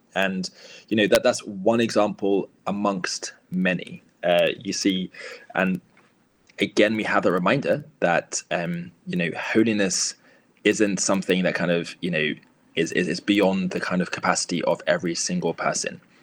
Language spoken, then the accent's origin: English; Luton, East of England, United Kingdom; not only is it my hometown, uh, but it's the parish uh, that's maybe two parishes away from where I grew up